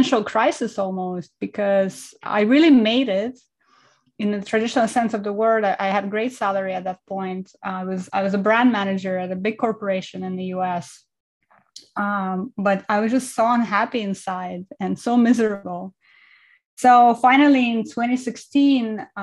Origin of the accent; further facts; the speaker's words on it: Estonia; moved away; also born or lived in Kazakhstan; I was born in Kazakhstan, Central Asia, and I grew up in Estonia